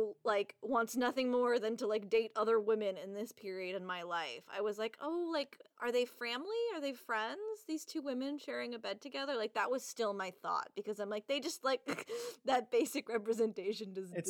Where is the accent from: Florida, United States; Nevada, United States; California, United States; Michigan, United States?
California, United States; Southern; also born or lived in Brazil / San Diego / Los Angeles; I grew up mostly in Southern California and San Diego and LA.